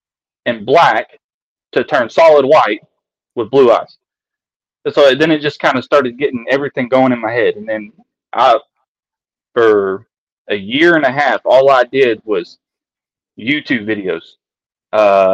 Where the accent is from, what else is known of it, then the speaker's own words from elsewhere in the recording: East Texas, United States; I grew up in East Texas